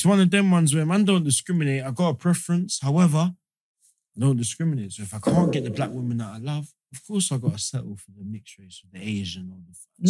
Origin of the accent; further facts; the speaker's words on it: Jamaica; Because as a Jamaican, man, we show love to all sorts of stuff.